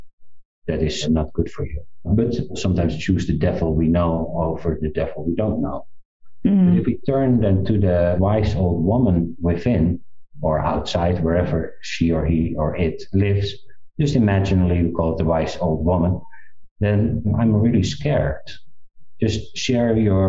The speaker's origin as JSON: {"language": "English", "country": "South Africa", "tie": "born or raised there", "said": "I was born in South Africa"}